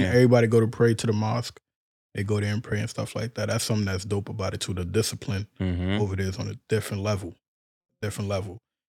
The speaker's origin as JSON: {"language": "English", "country": "Côte d’Ivoire", "said": "I'm from Ivory Coast."}